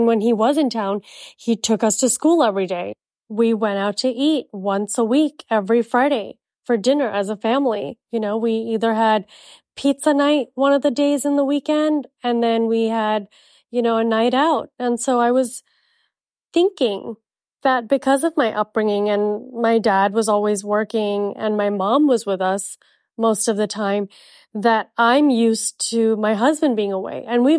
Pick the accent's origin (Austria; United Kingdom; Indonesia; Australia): Indonesia; Jakarta; also born or lived in India; now in United States; I was born in India and I was raised in Jakarta, Indonesia, we're very British at home.